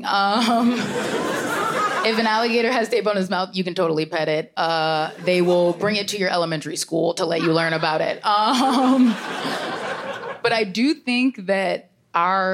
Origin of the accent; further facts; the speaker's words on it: Florida, United States; I'm from Florida